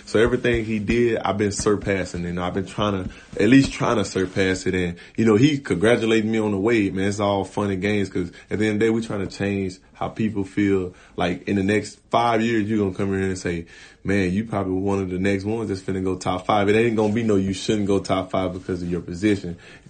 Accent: Louisiana, United States

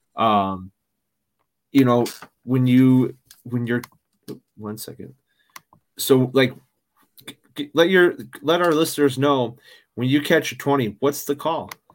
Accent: Chicago, Illinois, United States; I'm from Chicago, I'm from the Midwest

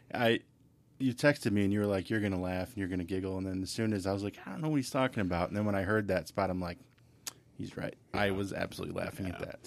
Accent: Redford, Michigan, United States; I grew up in Redford, so I know uh, you guys are all familiar with Redford, and uh, graduated from high school there, and you know Thurston High School.

